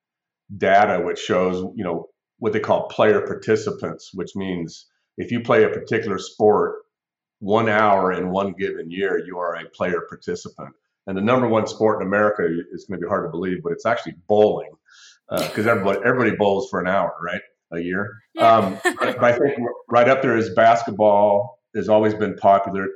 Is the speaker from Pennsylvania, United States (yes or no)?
no; California, United States; moved away; also born or lived in Washington, D.C. area; I grew up in California.